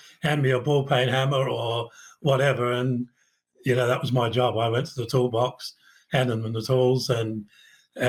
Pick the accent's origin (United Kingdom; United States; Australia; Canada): Australia; Adelaide, South Australia; now in Brisbane, Australia; I grew up in Brighton in South Australia, a suburb of Adelaide